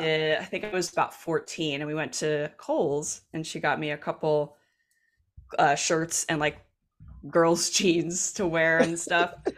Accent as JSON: {"language": "English", "region": "New Jersey", "country": "United States", "tie": "born or raised there", "accent": "Jersey", "said": "I grew up in South Jersey"}